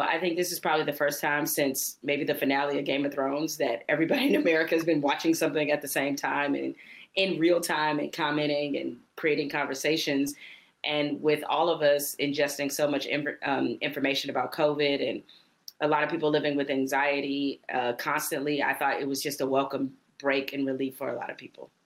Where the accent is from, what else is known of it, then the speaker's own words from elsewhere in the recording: Detroit, Michigan, United States; we're both from Detroit